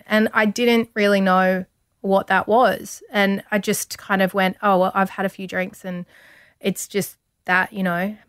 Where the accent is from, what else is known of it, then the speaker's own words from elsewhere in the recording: Country Victoria, Australia; moved away; also born or lived in Sydney; I grew up in country Victoria.